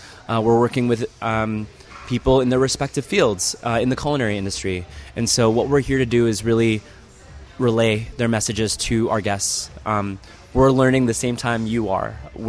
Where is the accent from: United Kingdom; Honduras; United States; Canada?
United States; Chicago, Illinois; moved away as an adult; also born or lived in Washington, D.C. / Philippines (ancestry); now in Las Vegas, United States; my hometown when I used to live in Chicago or being in DC.